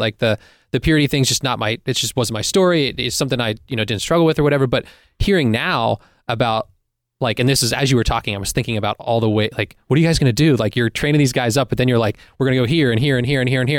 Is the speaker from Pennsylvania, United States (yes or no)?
yes; Pittsburgh, Pennsylvania, United States; as a teen growing up in Pittsburgh